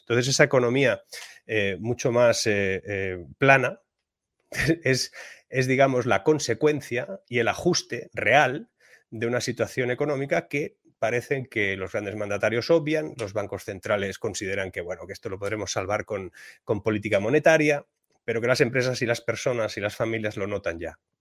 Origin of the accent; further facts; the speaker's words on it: Spain; en mi país, en España